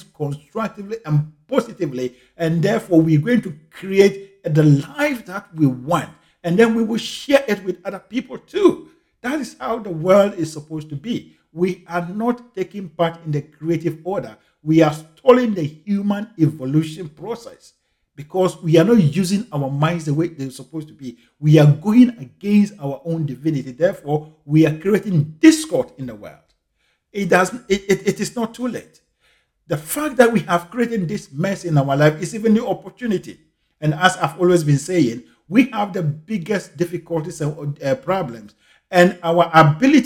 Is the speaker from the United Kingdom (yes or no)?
no; Ghana; I grew up in Ghana in the 80s